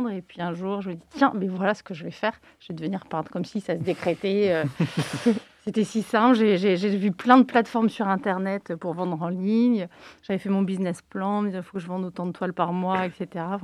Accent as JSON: {"language": "French", "town": "Nantes", "region": "Pays de la Loire", "country": "France", "said": "nous, on est nantais et euh, on travaille avec des artistes nantais. On a de la chance à Nantes"}